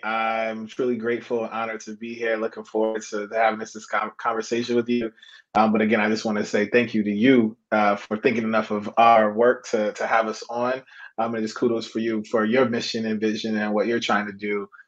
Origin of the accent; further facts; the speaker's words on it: Hartford, Connecticut, United States; I'm from Connecticut. I'm from the Hartford, Windsor area, 860.